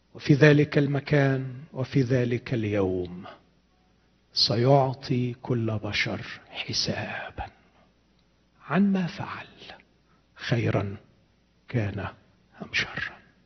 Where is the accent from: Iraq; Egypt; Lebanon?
Egypt; عندنا في مصر